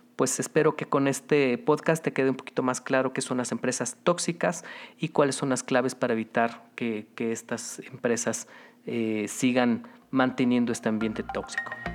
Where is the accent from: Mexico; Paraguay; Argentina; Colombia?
Mexico